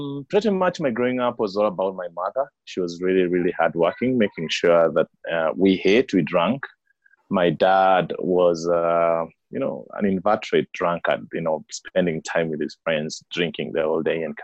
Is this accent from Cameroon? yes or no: no; Kenya; I was born and raised in Kenya, right at the foothills of Mount Kenya.